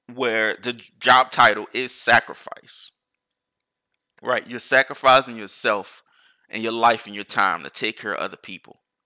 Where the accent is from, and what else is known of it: United States